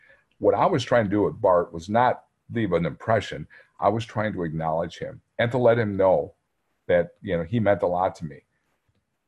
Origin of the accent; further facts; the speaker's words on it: near Green Bay, Wisconsin, United States; now in Minnesota, United States; I grew up in Wisconsin, about 13 miles from Green Bay.